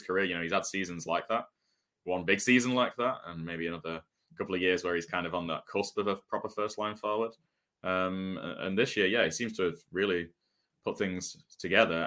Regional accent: Manchester, North West England, United Kingdom; growing up in Manchester, we have, we had a hockey, hockey arena

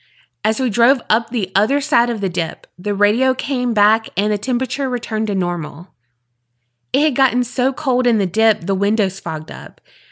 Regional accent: Ohio, United States; the paranormal activity is directly related to a crime committed near my hometown. So picture it. Egypt Valley, Ohio, September 2010. It's a rural wildlife area in eastern Ohio, close-ish to the western Virginia border.

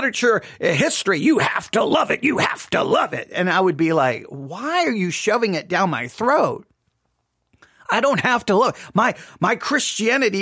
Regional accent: Texas, United States; also born or lived in Abilene, Texas; I live here in Texas. I grew up in Texas

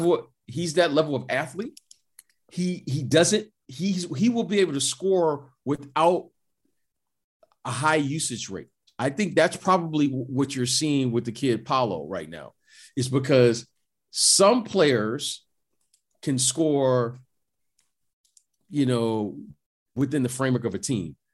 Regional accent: Detroit, Michigan, United States; I'm, I'm from Detroit.

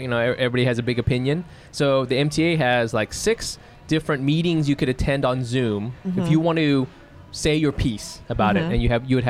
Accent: New Jersey, United States; I'm from New Jersey, you know, and they were saying all these things.

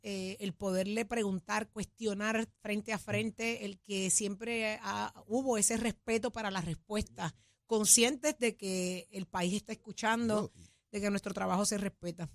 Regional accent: Puerto Rico; somos puertorriqueños

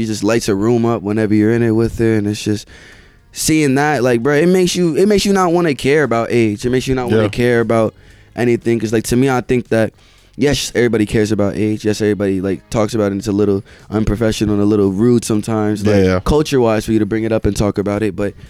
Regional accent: Indiana, United States; also born or lived in South Carolina; I live in Indiana, but I'm born in South Carolina.

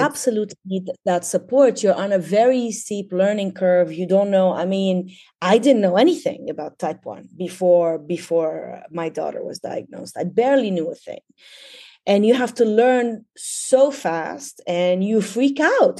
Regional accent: Tripoli, North Governorate, Lebanon; moved away as an adult; also born or lived in Dubai, United Arab Emirates; now in Bay Area, United States; I actually was born in, in Lebanon, in Tripoli. I, uh, studied there. I got my B A and M A in English literature from A U B in Beirut. So basically born and raised in Lebanon

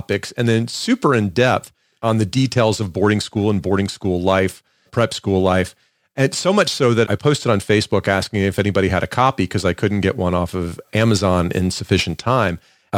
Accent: Atlanta, Georgia, United States; moved away; also born or lived in New York; I grew up in the suburbs of Atlanta, in the middle, upper middle class suburbs of Atlanta.

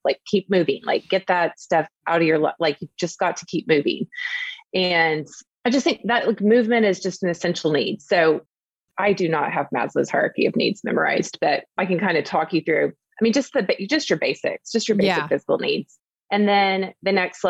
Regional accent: Oklahoma, United States; also born or lived in Dallas; I'm from Oklahoma. My parents are from Oklahoma. My grandparents were from Oklahoma. Like we are people who are deeply rooted here.

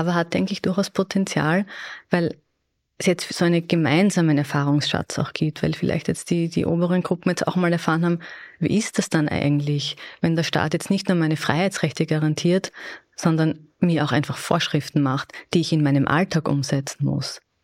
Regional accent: Austria; bei uns in Österreich

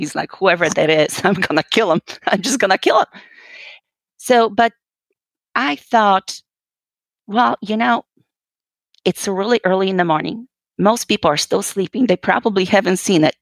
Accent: Poland; moved away as an adult; I'm originally actually from Poland. Uh, you know, I was born and raised, and I came here uh, when I was well just about 19 years old after high school

